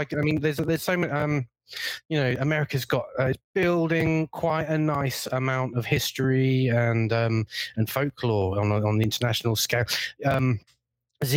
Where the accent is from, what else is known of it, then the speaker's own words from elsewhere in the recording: Neath, Wales, United Kingdom; also born or lived in England; Yes, I come from Wales. My family are Welsh. I went to school in England, so I don't have a Welsh accent.